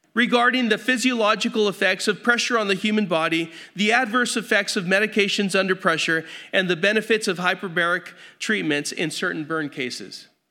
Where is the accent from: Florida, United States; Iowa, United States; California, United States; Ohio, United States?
California, United States; Grand Terrace; I grew up in Grand Terrace